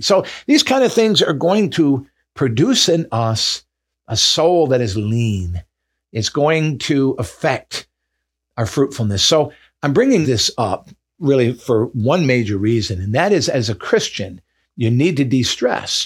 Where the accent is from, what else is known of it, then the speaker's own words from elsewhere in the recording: Michigan, United States; the way I grew up in Michigan in the north